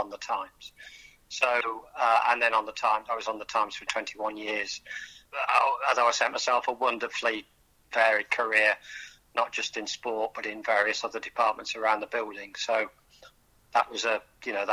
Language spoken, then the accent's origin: English; Tamworth, West Midlands, United Kingdom; moved away; The most famous thing in my hometown in terms of manufacturing was Reliant Cars